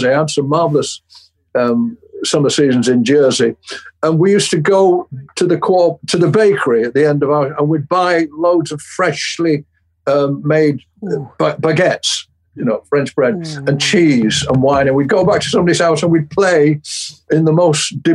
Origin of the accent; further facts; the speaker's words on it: St Helens, North West England, United Kingdom; I grew up in St Helens, which is on the fringe of Merseyside